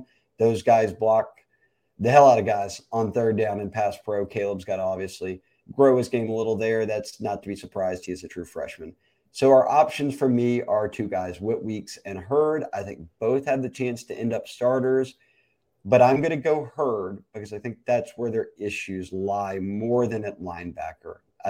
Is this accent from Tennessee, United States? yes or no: yes; Memphis, Tennessee, United States; moved away; We grew up in Memphis